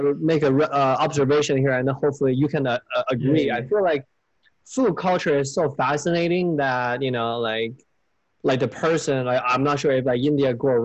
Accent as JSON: {"language": "English", "country": "China", "tie": "born or raised there", "moved": "yes", "said": "when I was growing up in China"}